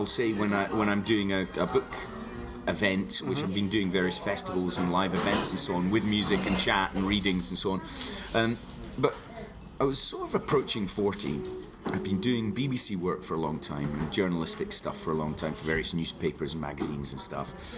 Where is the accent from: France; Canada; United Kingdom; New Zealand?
United Kingdom; Kingsbarns, Scotland; I was born abroad, but I grew up in Fife in the East Nuke near St Andrews